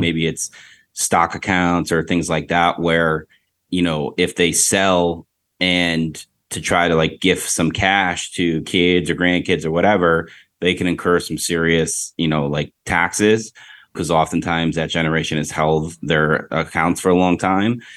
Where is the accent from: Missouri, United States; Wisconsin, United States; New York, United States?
New York, United States; Rochester; now in Tampa, United States; I'm from Western New York, Rochester, New York